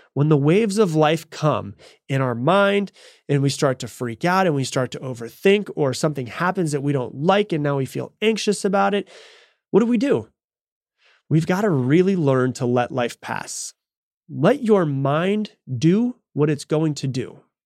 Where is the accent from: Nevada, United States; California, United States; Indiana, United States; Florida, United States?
Florida, United States; I grew up in Florida